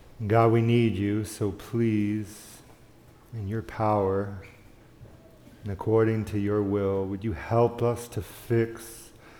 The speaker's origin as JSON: {"language": "English", "region": "the South", "country": "United States", "tie": "born or raised there", "said": "I grew up in the South"}